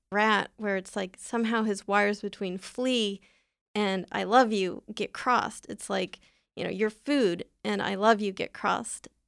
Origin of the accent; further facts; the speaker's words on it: San Diego, California, United States; I'm from San Diego.